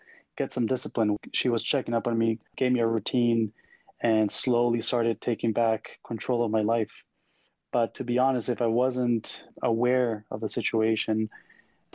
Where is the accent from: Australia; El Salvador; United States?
El Salvador; moved away as an adult; now in Canada; I was born and raised in El Salvador, a very small country in Central America. Moved over to Canada in 2009 to pursue a career in industrial engineering